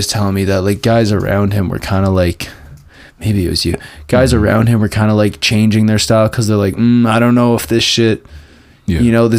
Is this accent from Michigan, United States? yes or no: no; Syracuse, New York, United States; we're still from Syracuse